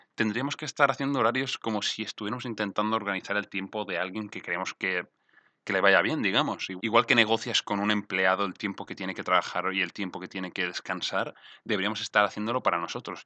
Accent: Mallorca, Balearic Islands, Spain; now in Barcelona, Spain; soy de Mallorca

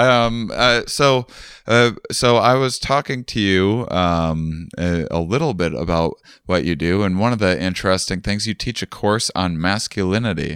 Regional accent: La Crosse, Wisconsin, United States; moved away as an adult; I'm in my hometown at the moment.

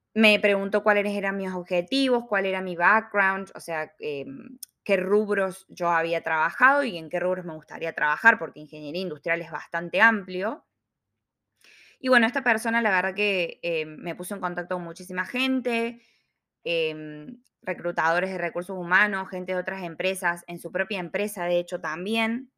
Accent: Córdoba, Argentina; moved away as an adult; now in Melbourne, Australia; ingeniera industrial, cordobesa, viviendo en Australia hace dos años y medio

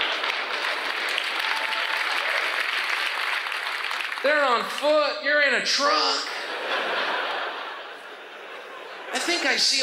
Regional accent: United States; I was born screaming in America

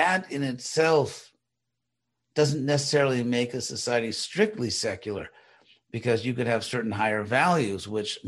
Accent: Los Angeles, California, United States; where I grew up in Los Angeles, they call people Angelinos.

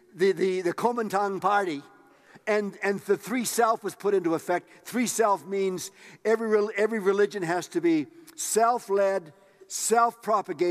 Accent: Tisdale, Saskatchewan, Canada; moved away; I was raised in Tisdale, Saskatchewan.

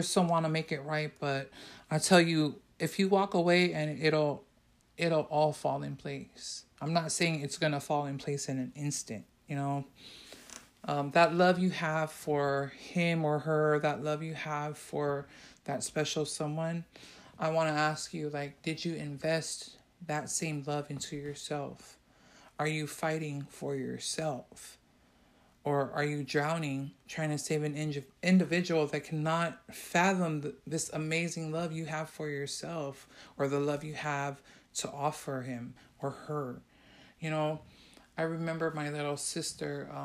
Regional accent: San Francisco, California, United States; I came from that neighborhood. I came from Hunter's Point

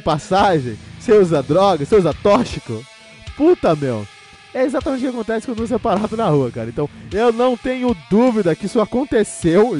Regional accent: São Paulo, Brazil; eu cresci em São Paulo

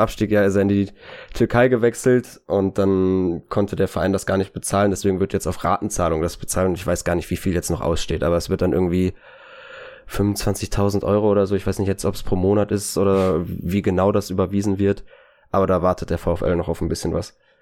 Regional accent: Bochum, North Rhine-Westphalia, Germany; ich natürlich als Bochumer

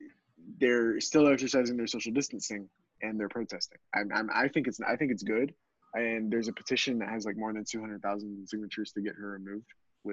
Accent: Texas, United States; I'm a Texan, so I really don't know anything about Michigan

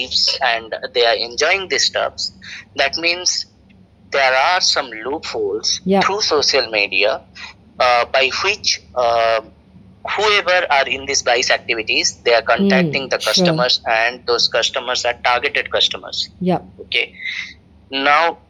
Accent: India; moved away as an adult; now in Singapore; I used to go back to my country

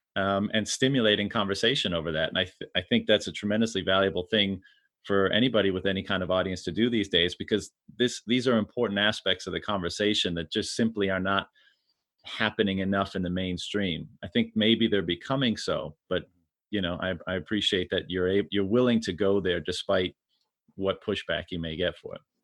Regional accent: Canada; I'm from Canada

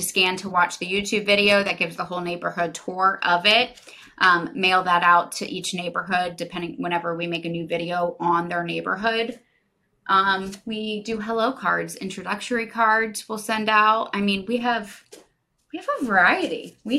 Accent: Jupiter, Florida, United States; I was born and raised in Jupiter. I know every street.

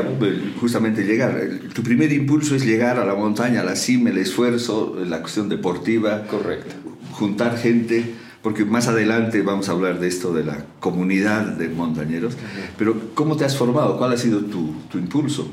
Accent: La Paz, Bolivia; como paseños y como bolivianos

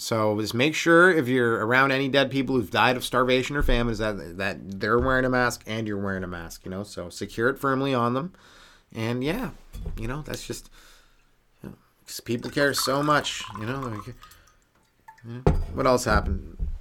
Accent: Canada; I'm Canadian

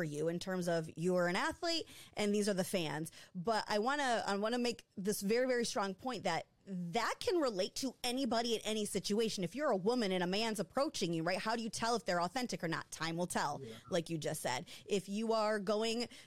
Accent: Michigan, United States; moved away as an adult; People in Michigan, I'd been gone for almost 10 years

